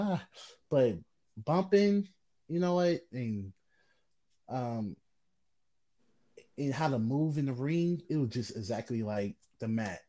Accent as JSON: {"language": "English", "town": "Cleveland", "region": "Ohio", "country": "United States", "tie": "born or raised there", "said": "I was born and raised in Cleveland"}